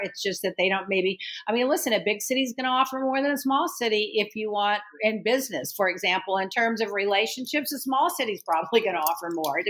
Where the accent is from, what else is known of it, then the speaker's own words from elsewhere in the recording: Texas, United States; moved away as an adult; now in Miami, United States; Yeah, I grew up in Texas, and then I immediately went to Houston